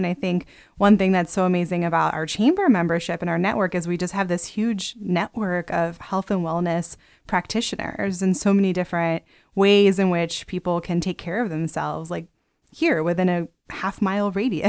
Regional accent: Pennsylvania, United States; Maybe just because I'm from Pennsylvania.

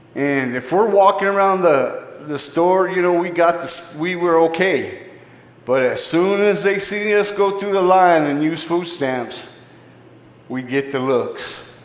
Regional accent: Phoenix, Arizona, United States; I grew up in Phoenix, Arizona. I grew up in the inner city

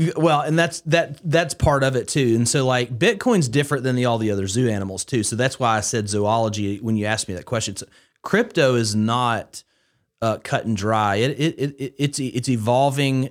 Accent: Haleyville, Alabama, United States; I grew up in Northwest Alabama, uh, in Haleyville, Alabama, specifically

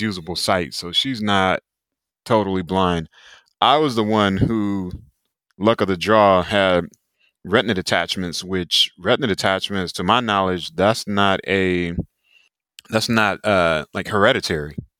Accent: Raleigh, North Carolina, United States; I'm originally from Raleigh, North Carolina, so the East Coast of the U S. United States

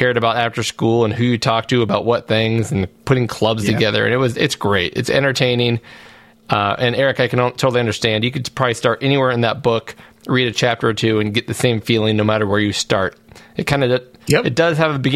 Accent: United States; as an American

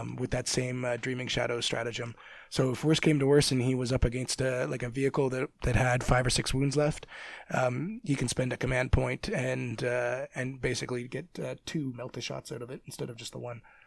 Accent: Canada; I'm Canadian

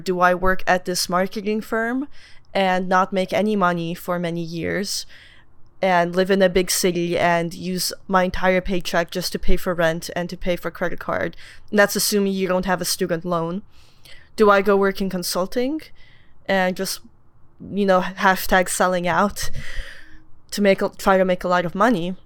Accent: Moscow, Russia; moved away; I was born in Moscow

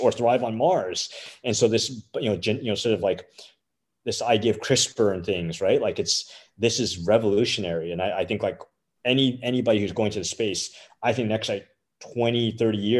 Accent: Canada; as a Canadian

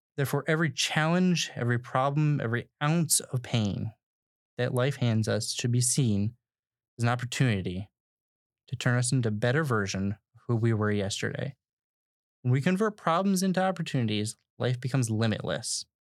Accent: United States; We as Americans

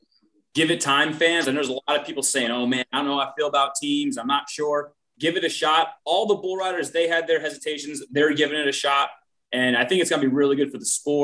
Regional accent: East Coast, United States; I'm from the East Coast, I didn't grow up a cowboy

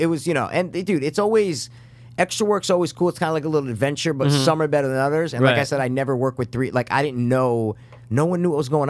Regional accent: Connecticut, United States; I'm from Connecticut

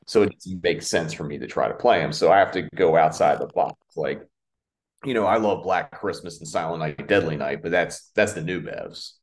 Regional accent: Aberdeen, Maryland, United States; moved away as an adult; also born or lived in Havre de Grace, Maryland; now in Los Angeles, United States; growing up in Maryland

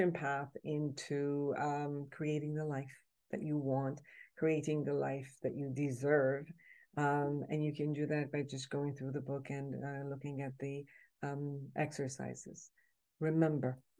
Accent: Iran; moved away; I'm originally from Iran

